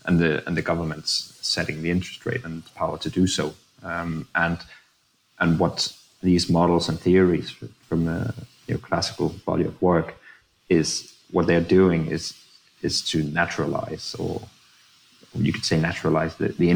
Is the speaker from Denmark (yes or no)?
yes; Denmark; we're so used to the orthodox way of thinking about public finance in Denmark